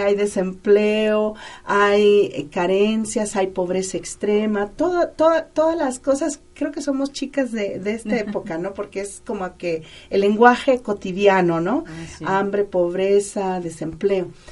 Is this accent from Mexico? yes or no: yes; Mexico; nosotros como mexicanos